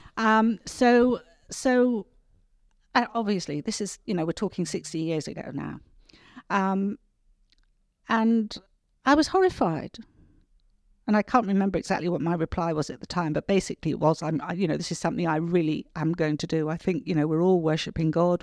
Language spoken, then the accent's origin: English; Cornwall, South West England, United Kingdom; moved away; also born or lived in New Zealand; the village in which I grew up